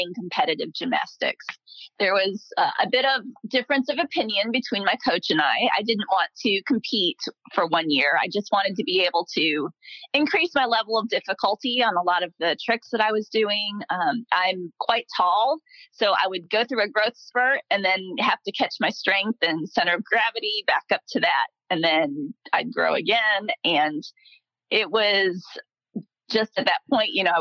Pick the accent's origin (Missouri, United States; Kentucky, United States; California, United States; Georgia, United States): Kentucky, United States; Louisville; also born or lived in Chicago suburbs, Illinois / outside Washington, D.C.; I grew up in Louisville, Kentucky. I moved here when I was 11 years old. Prior to that, I lived in the suburbs of Chicago, and I was born outside of Washington, D.C.